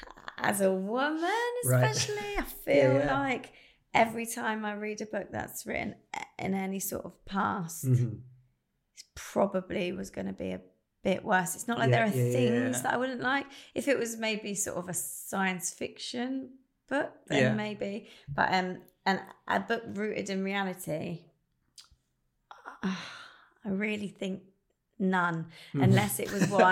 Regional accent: Upper Bucklebury, South East England, United Kingdom; I was brought up in Bucklebury Shire

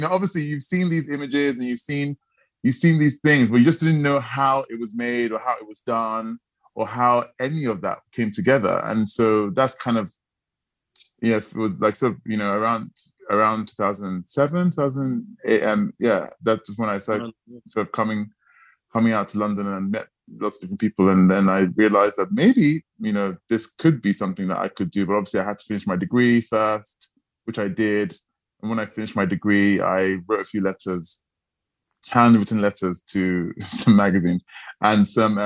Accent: Nigeria; moved away; also born or lived in Sheffield; growing up in Nigeria

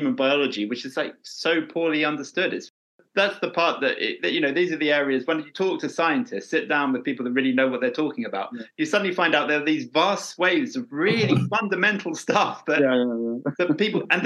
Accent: Brighton and Hove, South East England, United Kingdom; I'm from Brighton and Hove

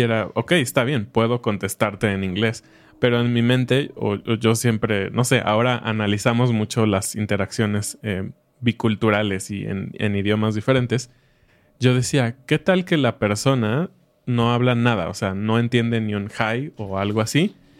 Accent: Mexico; nosotros como mexicanos

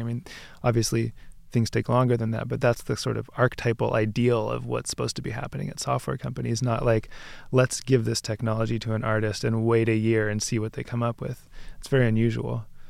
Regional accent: Bay Area, California, United States; also born or lived in Seattle; now in New York, United States; I grew up in the Bay Area

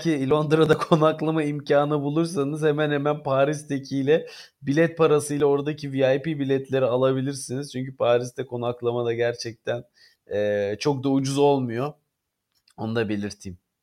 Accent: Stuttgart, Baden-Württemberg, Germany; moved away; Stuttgart ki benim doğduğum şehirdir

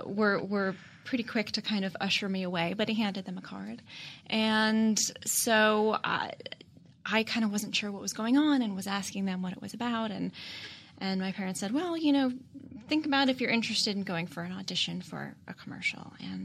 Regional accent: Toronto, Ontario, Canada; So I lived in the suburbs of Toronto, and I was with my parents at a farmer's market

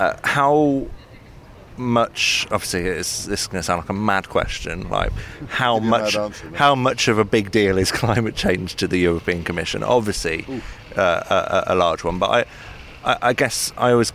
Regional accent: England, United Kingdom; as an English person

